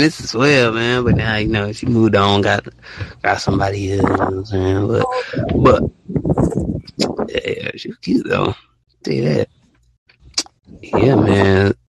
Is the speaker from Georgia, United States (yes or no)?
no; Alabama, United States